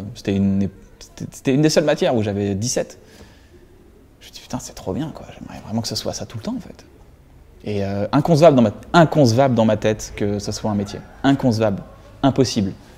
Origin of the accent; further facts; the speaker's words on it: Reims, Grand Est, France; J'ai grandi à Reims, donc à 120 km de Paris.